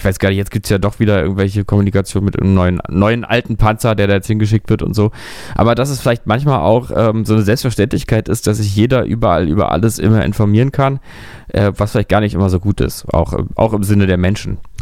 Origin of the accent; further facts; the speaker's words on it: Berlin, Germany; ich bin ja, wie man weiß, Berliner. Ich bin ja hier in Berlin geboren